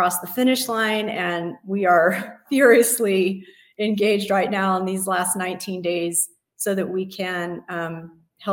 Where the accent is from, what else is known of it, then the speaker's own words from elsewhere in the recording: Las Vegas, Nevada, United States; I was born and raised here in Las Vegas